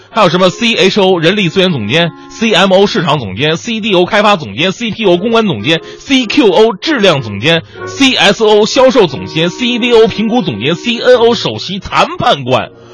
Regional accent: China; 咱们是中国人

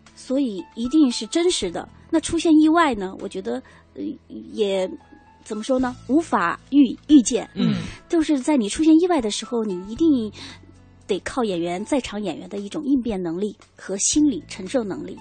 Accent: China; 我们中国人说话的感觉是在胸腔，或者是甚至在喉部

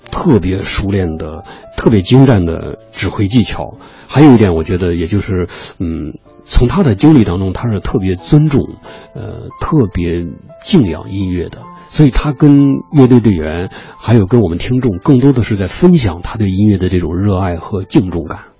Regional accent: China; 确实是我们中国人的骄傲

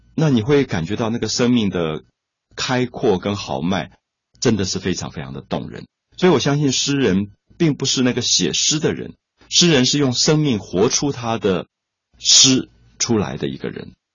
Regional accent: Taiwan; 我来自台湾

